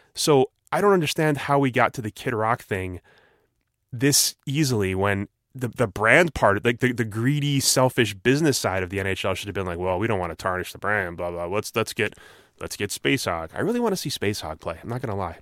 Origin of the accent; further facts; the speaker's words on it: New Jersey, United States; I'm from Jersey